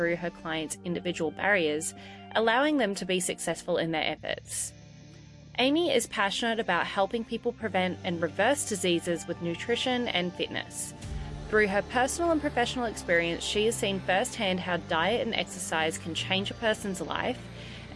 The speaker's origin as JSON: {"language": "English", "country": "Australia", "tie": "born or raised there", "also_born_or_lived": "Ohio", "said": "as someone who grew up in Australia"}